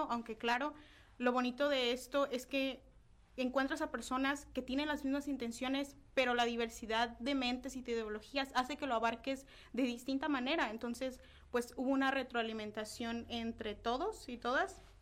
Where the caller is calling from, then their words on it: Tecate, Baja California, Mexico; desde el municipio de Tecate.